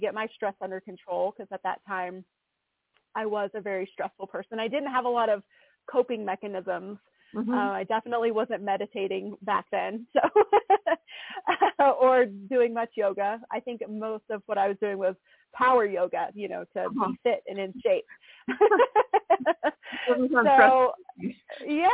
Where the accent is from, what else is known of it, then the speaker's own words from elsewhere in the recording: East Tennessee, United States; I'm from East Tennessee, so I grew up around a lot of farms and farmers.